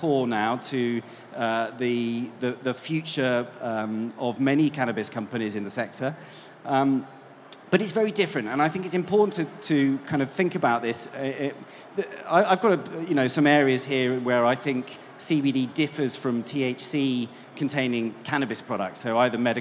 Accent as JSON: {"language": "English", "country": "United Kingdom", "said": "And as you can probably tell from my accent, I'm not from these parts. I'm from the UK."}